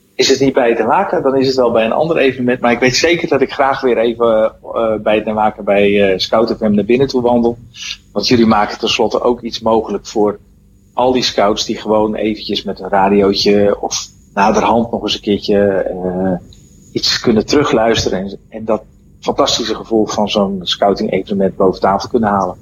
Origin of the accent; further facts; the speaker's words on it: Netherlands; als Hollander